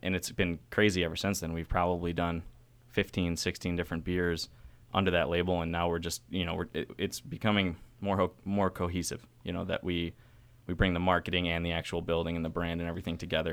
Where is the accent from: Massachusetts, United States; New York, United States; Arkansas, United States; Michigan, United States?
New York, United States; now in Baltimore, United States; I'm from New York State